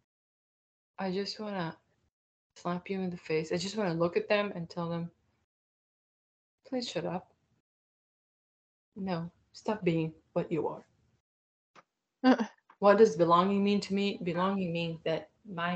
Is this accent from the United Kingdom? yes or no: no; Israel; now in Florida, United States; I'm from Israel